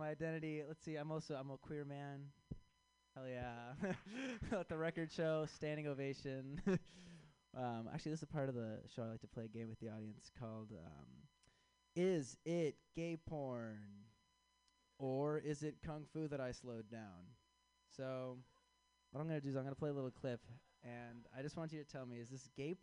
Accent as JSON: {"language": "English", "town": "Chicago", "region": "Illinois", "country": "United States"}